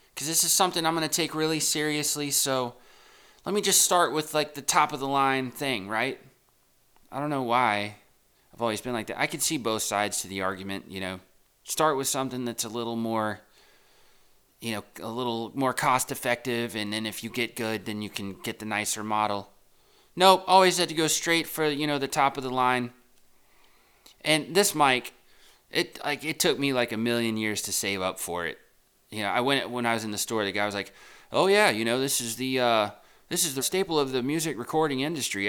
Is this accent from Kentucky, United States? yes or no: no; Texas, United States; now in New York City, United States; I grew up in, I grew up in Texas